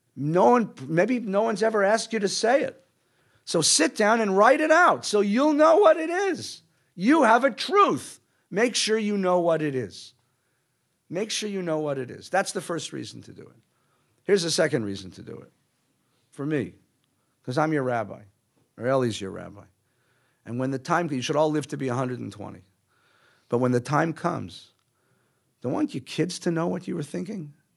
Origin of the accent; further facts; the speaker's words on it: Los Angeles, California, United States; I grew up in Los Angeles as a kid.